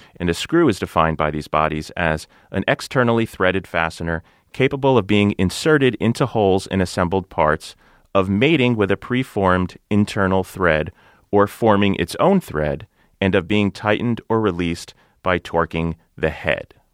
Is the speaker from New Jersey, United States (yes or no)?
yes; New Jersey, United States; my home state of New Jersey